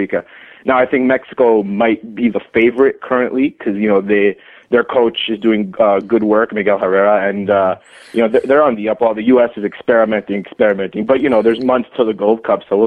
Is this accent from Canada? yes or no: yes; Canada; as a Canadian